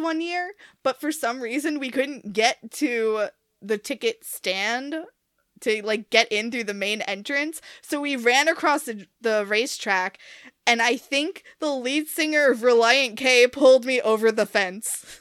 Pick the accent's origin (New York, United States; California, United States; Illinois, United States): New York, United States; New York City; I grew up on Staten Island